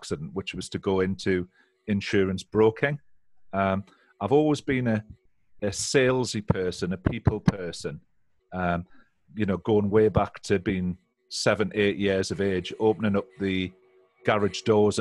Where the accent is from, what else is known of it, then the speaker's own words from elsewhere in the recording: Seaton Sluice, North East England, United Kingdom; moved away as an adult; also born or lived in Newcastle; now in West Yorkshire, United Kingdom; I'm from a little fishing village called Seaton Sluice